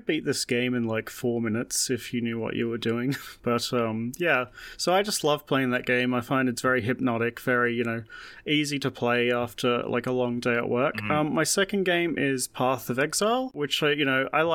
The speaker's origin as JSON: {"language": "English", "country": "Australia", "said": "as an Australian"}